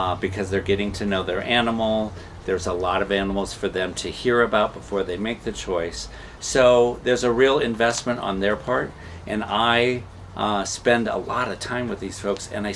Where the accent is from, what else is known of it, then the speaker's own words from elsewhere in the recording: Nebraska, United States; moved away; I was raised in Nebraska